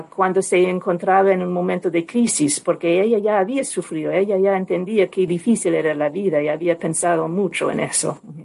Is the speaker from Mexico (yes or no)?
no; United States; en mi país